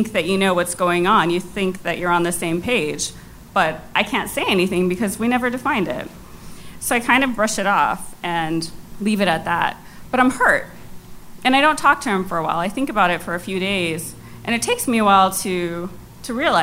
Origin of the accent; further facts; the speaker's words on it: New York City, New York, United States; first language Cantonese; English is a second language; I was born in Queens. My parents were from China